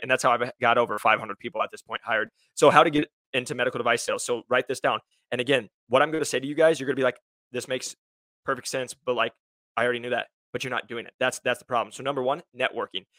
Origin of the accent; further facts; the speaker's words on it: Iowa, United States; now in Scottsdale, United States; I'm originally from Iowa